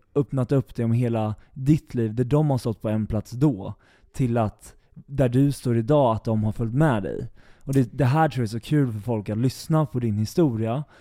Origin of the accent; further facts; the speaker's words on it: Eskilstuna, Södermanland, Sweden; jag kommer från Eskilstuna